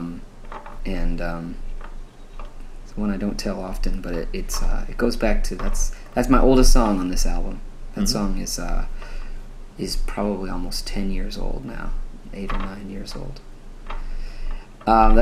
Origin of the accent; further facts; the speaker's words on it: New Hampshire, United States; I grew up in New Hampshire